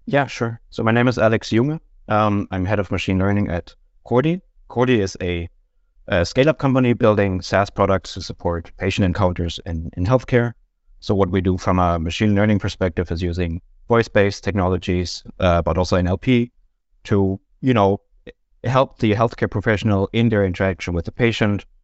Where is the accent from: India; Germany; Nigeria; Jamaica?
Germany; moved away as an adult; now in Denmark; I'm from Germany originally, have been living in Denmark for about ten years now